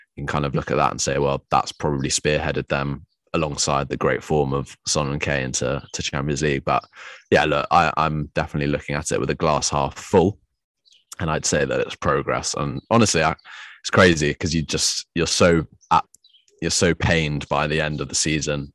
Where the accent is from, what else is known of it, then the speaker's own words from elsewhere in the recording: England, United Kingdom; we're from England